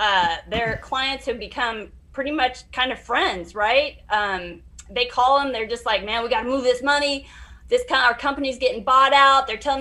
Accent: Montana, United States; I'm from Montana

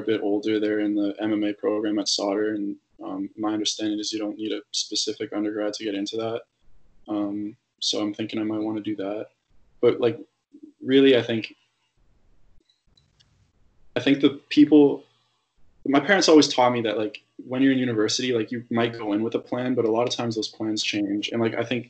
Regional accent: Ontario, Canada; I'm from Ontario

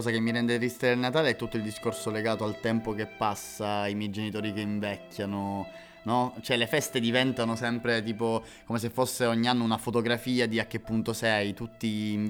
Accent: Catania, Sicily, Italy; io sono di Catania.

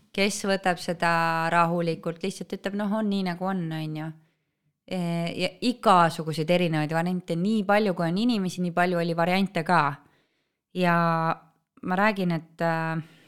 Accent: Estonia; kõik me oleme eestlased

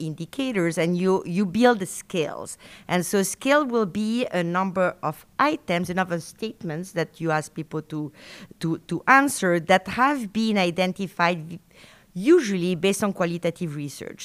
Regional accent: Argentina; first language Spanish; English is a second language; moved away as an adult; also born or lived in France; now in Madison, United States; I was born in Argentina from French parents. So I grew up in South America with French parents

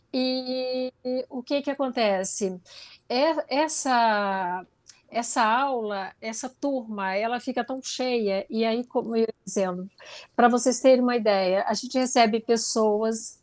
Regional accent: interior of Goiás, Brazil; eu sou do interior de Goiás e na minha infância eu não tinha nem televisão na minha casa

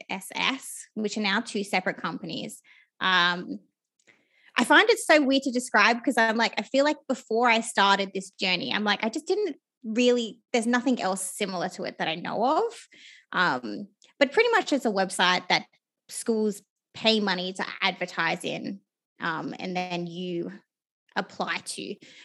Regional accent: Australia; people don't know this, but there are so many opportunities in university to travel, particularly as an Australian.

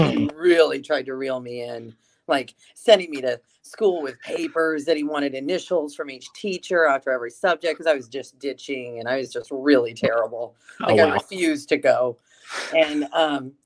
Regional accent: Las Vegas, Nevada, United States; I'm from Las Vegas

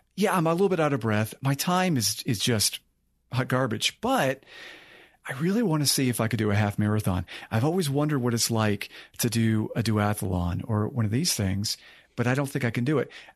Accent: Maine, United States; moved away as an adult; also born or lived in West Virginia; I grew up in Maine

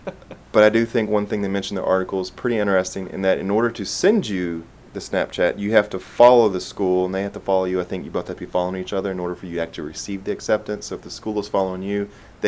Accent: South Carolina, United States; we're both from South Carolina.

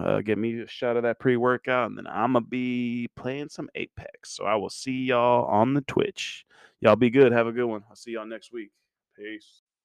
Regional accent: Mannheim, Baden-Württemberg, Germany; I was born in Germany, Mannheim, Baden-Württemberg

